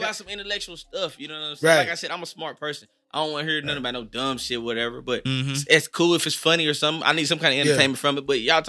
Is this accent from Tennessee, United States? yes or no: yes; Lewisburg, Tennessee, United States; also born or lived in Cornersville, Tennessee; I say I'm from Lewisburg. Unless I'm out of town.